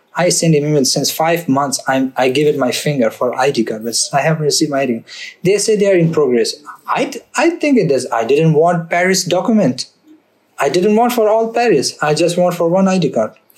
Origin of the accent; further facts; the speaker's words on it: Afghanistan; English is a second language; moved away as an adult; now in France; I'm from Afghanistan, but I'm educated